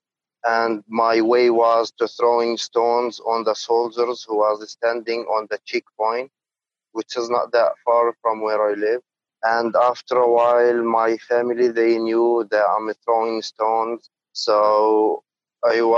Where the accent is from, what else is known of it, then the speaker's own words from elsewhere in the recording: Jerusalem, East Jerusalem, Palestine; I am a Palestinian guy. I was born in East Jerusalem in 94